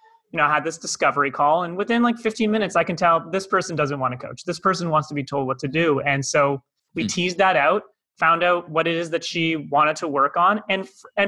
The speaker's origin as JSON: {"language": "English", "town": "Toronto", "region": "Ontario", "country": "Canada", "moved": "as an adult", "lives_now": "Cape Town, South Africa", "said": "by my accent, not from here, originally from Toronto, Canada. I moved here in January 2020"}